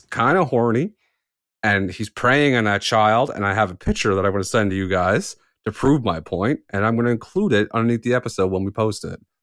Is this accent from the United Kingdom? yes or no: no; Canada; I'm Canadian